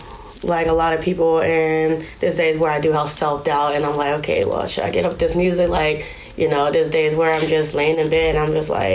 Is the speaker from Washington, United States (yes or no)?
no; Vallejo, California, United States; Vallejo, California